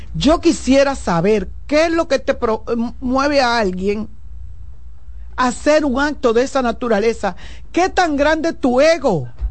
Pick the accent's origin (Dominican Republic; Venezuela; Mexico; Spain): Dominican Republic; Santo Domingo, Distrito Nacional; en el ensanche Luperón, donde yo nací y me crié